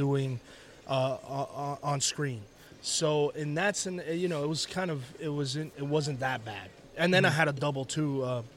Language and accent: English; Miami, Florida, United States; I'm from Miami, but my parents are Cuban.